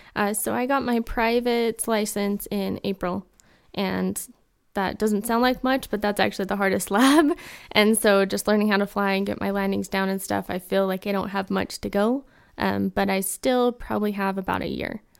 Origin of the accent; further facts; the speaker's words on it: Taylorsville, Utah, United States; I am from Taylorsville, Utah